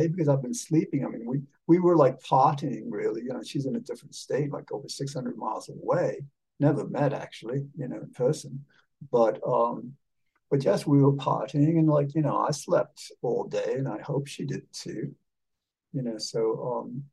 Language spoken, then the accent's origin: English; Havana, Cuba; I was born in 1957 in Havana